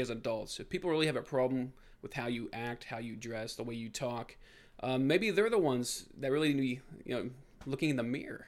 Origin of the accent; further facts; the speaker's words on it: Brownsburg, Indiana, United States; four people from my hometown